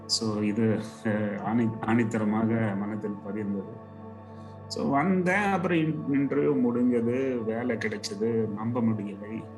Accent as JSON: {"language": "Tamil", "town": "Coimbatore", "region": "Tamil Nadu", "country": "India", "also_born_or_lived": "Mumbai", "moved": "yes", "said": "நான் கோயம்புத்தூர்காரன்"}